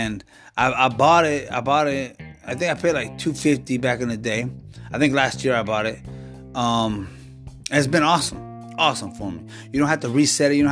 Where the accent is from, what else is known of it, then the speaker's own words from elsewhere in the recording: Washington, United States; moved away as an adult; also born or lived in Alaska; now in California, United States; Born and raised in Washington